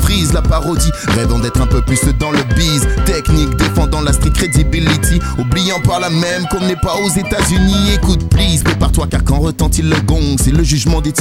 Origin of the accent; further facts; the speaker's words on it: Sarcelles, Île-de-France, France; Je fais de l'impro, je viens de Sarcelles, y'a tous mes négros, j'improvise